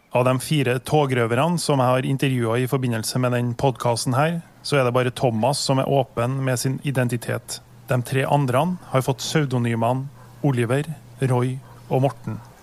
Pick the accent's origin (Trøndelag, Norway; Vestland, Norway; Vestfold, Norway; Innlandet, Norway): Trøndelag, Norway; Trondheim; den plassen der jeg vokste opp på 90-tallet, Ranheim